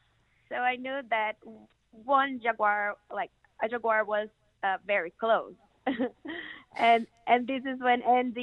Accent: Brazil; moved away; also born or lived in Peru; So I'm originally from Brazil, but by then I was working in Peru.

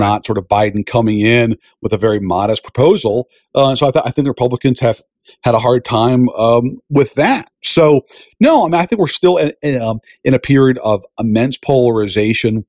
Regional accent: Virginia, United States; my home state, the Commonwealth of Virginia

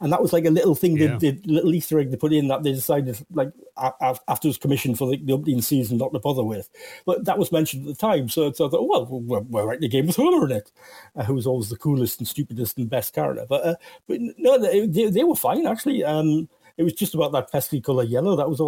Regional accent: New Zealand; I'm from New Zealand.

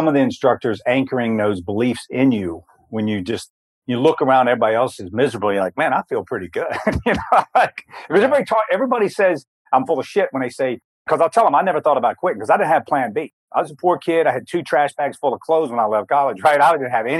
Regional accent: Blue Ridge, Virginia, United States; I was born in Blue Ridge, Virginia, in the mountains, very, you know, small little town

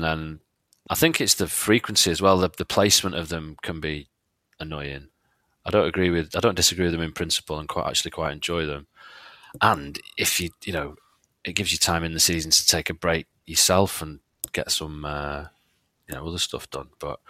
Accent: England, United Kingdom; I personally don't really mind the international period that much, especially being English.

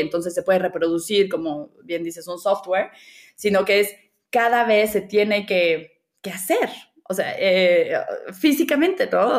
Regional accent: Mexico City, Mexico; Yo eh, nací y crecí en la Ciudad de México

